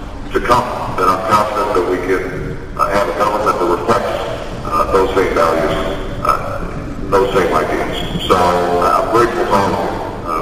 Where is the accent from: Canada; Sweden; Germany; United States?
United States; Hawaii; moved away; also born or lived in Indonesia / Illinois; I was born in Hawaii, raised in the United States